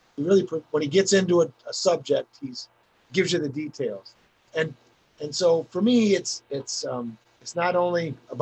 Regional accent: Tug Hill, New York, United States; I was raised on Tug Hill my whole life

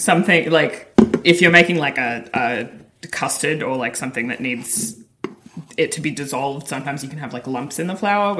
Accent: Australia; moved away as an adult; now in United States; But I'm Australian. I moved here last year.

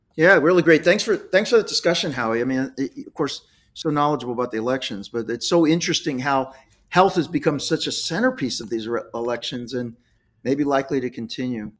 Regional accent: Dayton, Ohio, United States; I'm from Dayton, Ohio

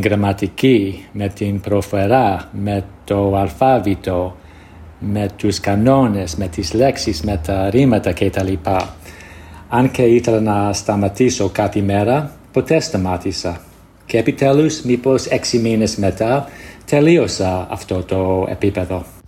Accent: United States; Greek is a second language; είμαι από την Αμερική

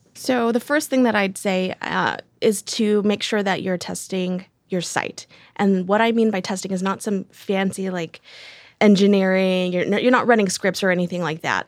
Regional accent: Decatur, Alabama, United States; I was born in Decatur, Georgia, and then my fun fact is that I moved to Decatur, Alabama

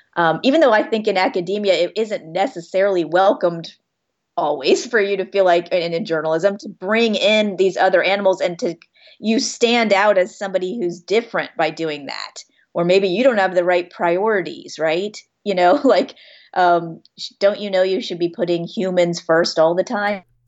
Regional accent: Florida, United States; growing up in Florida

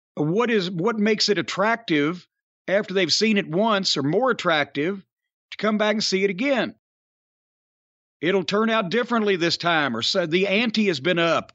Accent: Louisville, Kentucky, United States; born or raised there

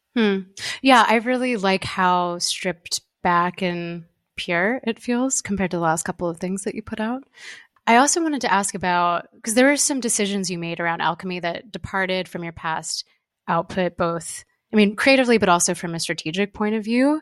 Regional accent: California, United States; I'm from California

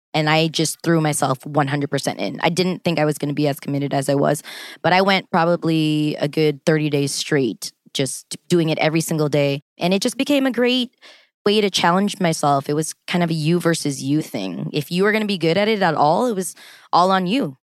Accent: Los Angeles, California, United States; I was born and raised in Los Angeles, California my whole life

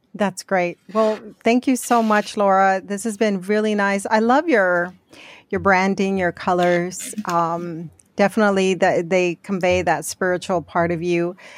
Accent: Arizona, United States; moved away; I grew up in Arizona

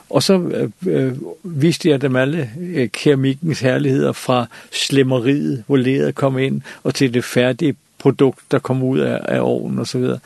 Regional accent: Copenhagen, Capital Region of Denmark, Denmark; jeg er også jeg var københavner, og, og, og det, det der provincielle, øh, det, det kunne jeg ikke rigtig med

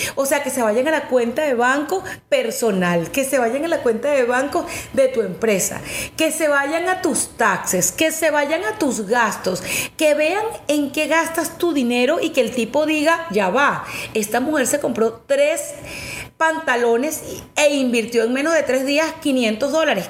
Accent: Venezuela; en mi país, en Venezuela

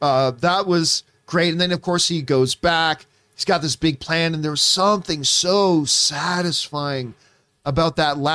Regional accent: Australia; As an Aussie. I can't do the accent.

